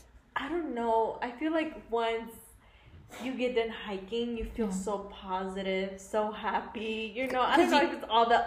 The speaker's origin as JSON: {"language": "English", "region": "Colorado", "country": "United States", "tie": "born or raised there", "said": "So I am from Colorado. I am a native from here."}